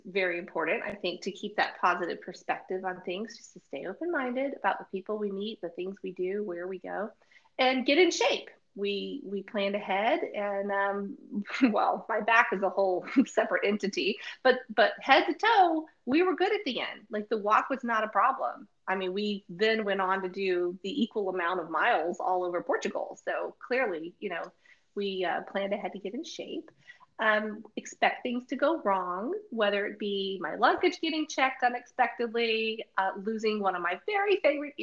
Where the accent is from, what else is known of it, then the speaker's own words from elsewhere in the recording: United States; we're from America, so I'm not going to just impose my Americanism